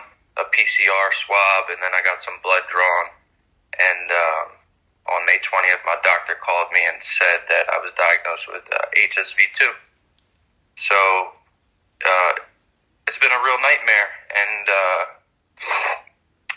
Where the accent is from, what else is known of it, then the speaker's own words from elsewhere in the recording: Philadelphia, Pennsylvania, United States; I was born and raised in Philadelphia